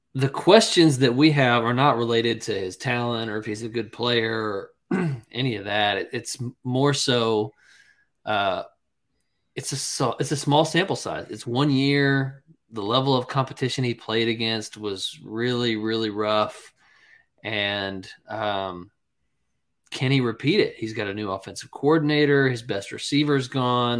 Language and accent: English; North Carolina, United States; now in South Carolina, United States; I'm from North Carolina originally, um, but South Carolina is where I live